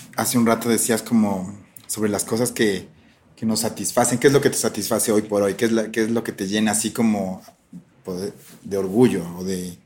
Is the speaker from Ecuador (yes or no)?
yes; Ambato, Tungurahua, Ecuador; yo soy de Ambato